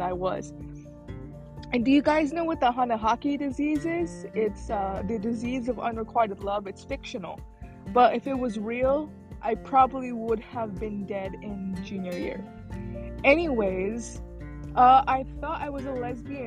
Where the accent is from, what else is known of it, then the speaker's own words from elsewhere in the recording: Illinois, United States; moved away as an adult; also born or lived in Philippines / Texas; now in California, United States; I grew up in Illinois. We grew up there until I was 18